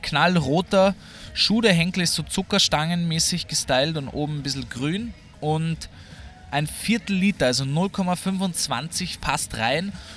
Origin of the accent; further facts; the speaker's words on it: Vienna, Austria; ich als Wiener